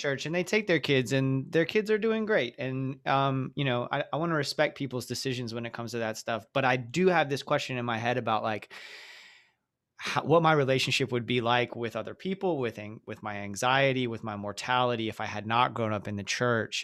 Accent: the South, United States; growing up in the South in different small towns

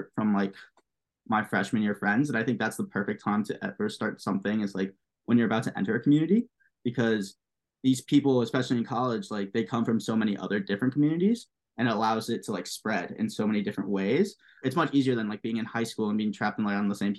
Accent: New York, United States; also born or lived in Pittsburgh; Growing up in New York

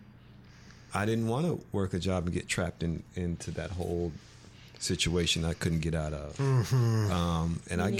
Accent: Jersey Shore, New Jersey, United States; I grew up on the Jersey Shore

